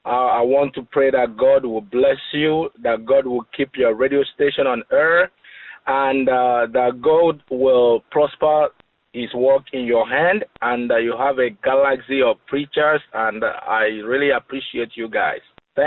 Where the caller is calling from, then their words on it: Modesto, California, United States; I'm calling you from Modesto, California.